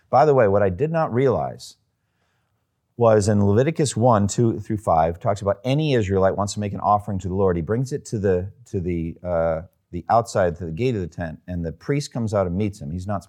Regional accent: Massachusetts, United States; I'm from Eastern Massachusetts. It wasn't a hunting culture there.

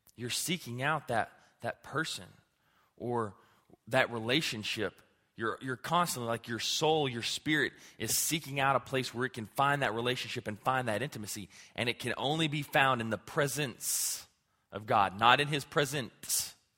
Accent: Clarendon, Texas, United States; my hometown of Clarendon

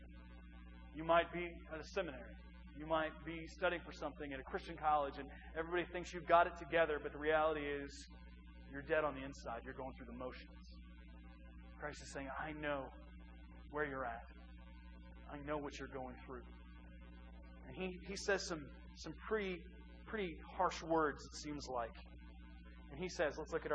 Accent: East Central Illinois, United States; moved away; I'm from East Central Illinois. It's a small little town of about 2,100 people

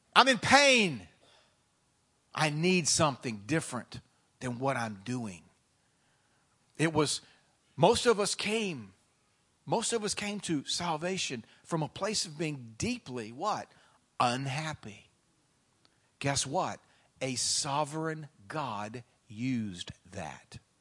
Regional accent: the South, United States; moved away; I come from the South

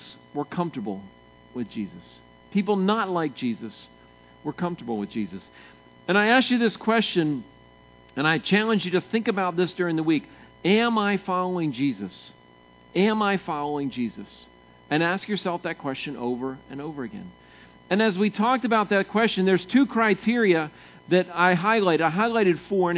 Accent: Maryland, United States; moved away; I grew up in Maryland, and Maryland's fairly flat.

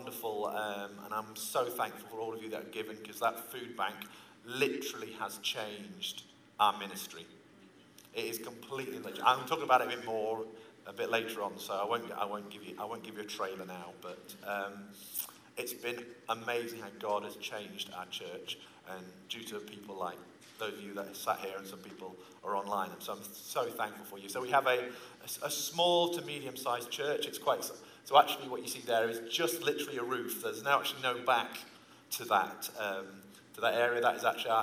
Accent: England, United Kingdom; moved away as an adult; now in Peru; I'm actually from England, obviously. But I do live in Peru.

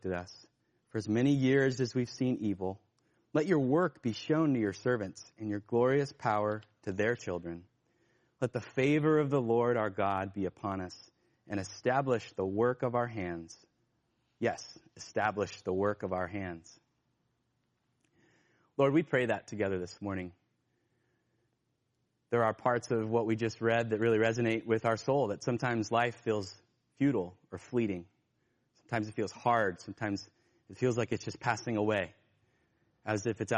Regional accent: Northern California, United States; I grew up in Northern California, and there were rice fields around us

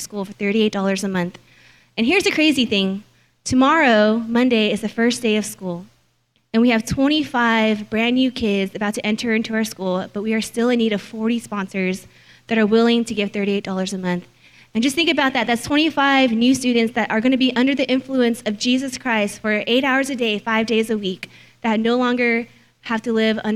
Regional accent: Cerritos, California, United States; I'm originally from Cerritos, and I went to Whitney High School

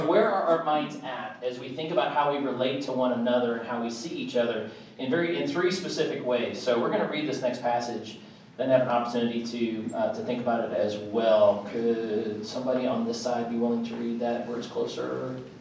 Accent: Kansas City, Missouri, United States; now in Nashville, United States; I grew up in Kansas City, and you know, snow in the winter, it was cold. Had kind of that Midwest card

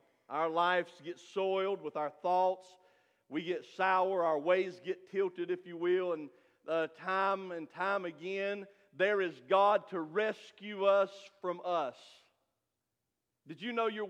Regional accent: Stony Point, United States; I'm from Stony Point

